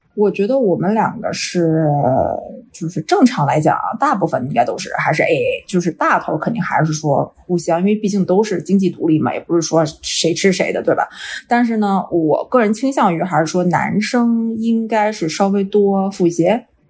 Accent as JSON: {"language": "Chinese", "country": "China", "moved": "yes", "lives_now": "Vancouver, Canada", "said": "我们中国人都是独生子女"}